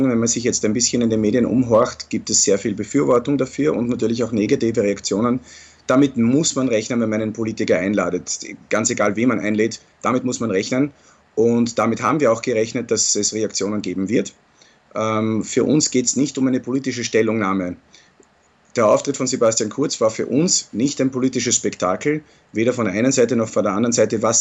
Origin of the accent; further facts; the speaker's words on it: Austria; Ich bin aber hier nicht nur als Pfingstlervertreter, sondern als Österreicher und da muss ich die Kultur respektieren, die, in der wir leben.